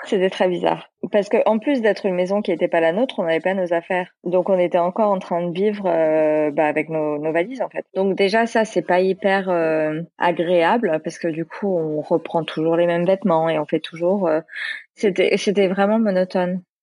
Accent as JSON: {"language": "French", "town": "Boulogne-Billancourt", "region": "Île-de-France", "country": "France", "tie": "born or raised there", "also_born_or_lived": "New York / San Diego / England", "moved": "as an adult", "lives_now": "Boulogne-Billancourt, France", "said": "j'ai grandi toute ma vie à Boulogne"}